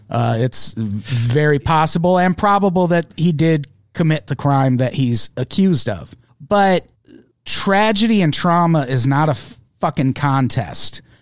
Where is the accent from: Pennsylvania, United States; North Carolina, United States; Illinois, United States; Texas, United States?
Illinois, United States; moved away; I grew up in Illinois